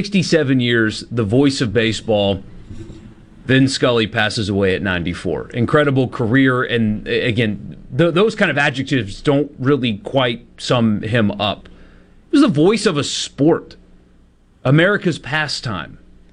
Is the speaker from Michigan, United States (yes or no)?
no; South Carolina, United States; growing up in South Carolina, literally across the country